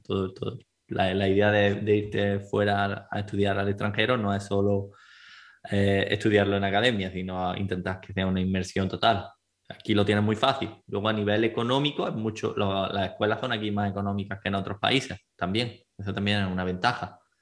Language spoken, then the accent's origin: Spanish; Granada, Andalusia, Spain; accent: Andalusian; first language Spanish; moved away as an adult; now in Malta; de Granada, tengo 29 años, llevo 7 años aquí en Malta